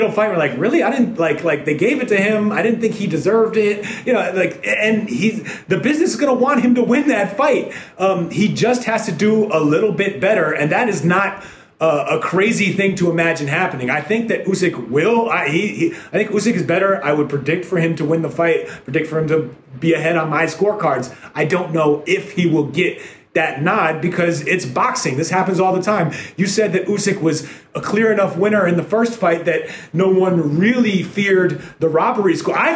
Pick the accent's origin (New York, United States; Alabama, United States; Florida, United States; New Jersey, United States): New York, United States; New York City; born or raised there